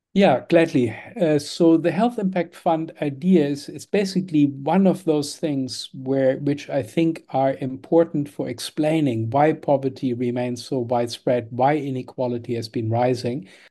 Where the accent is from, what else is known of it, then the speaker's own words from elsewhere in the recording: Germany; moved away; I was born in Germany in the nineteen fifties